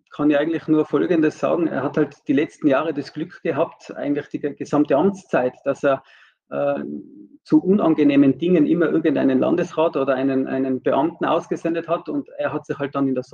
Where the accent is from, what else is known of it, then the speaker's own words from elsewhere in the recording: Tyrol, Austria; ich als Tiroler bin ja betroffen